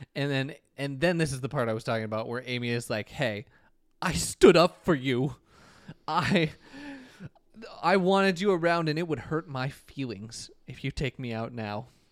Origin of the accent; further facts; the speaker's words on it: Minnesota, United States; now in Chicago, United States; me as a Minnesotan